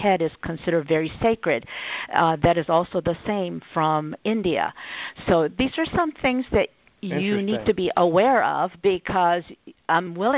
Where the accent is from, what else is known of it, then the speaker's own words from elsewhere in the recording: Japan; moved away; I grew up in Japan